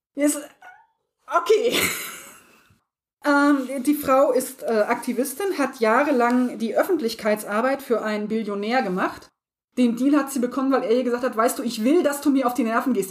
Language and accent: German; Harz area, southern Lower Saxony, Germany; ich komme nicht aus dem Osten, aber ich bin äh, Südniedersachsen, also nach Thüringen war es wirklich nicht weit. Ich komme aus der Ecke vom Harz raus.